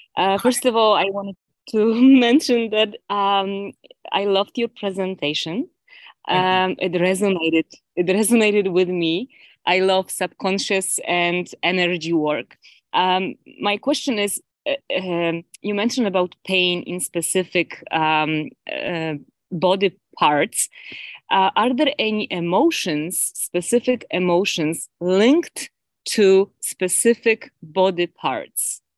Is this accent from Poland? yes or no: yes; Poland; now in Ontario, Canada; Originally, I am from Poland